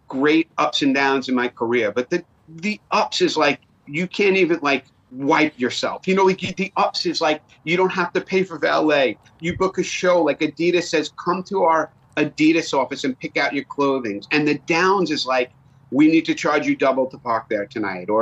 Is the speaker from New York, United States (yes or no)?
yes; New York, United States; accent: New York; my New York accent